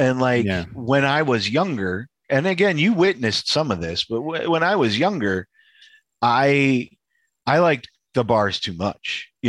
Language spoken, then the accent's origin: English; Chicago, Illinois, United States; moved away as an adult; I grew up Polish kid on the north side.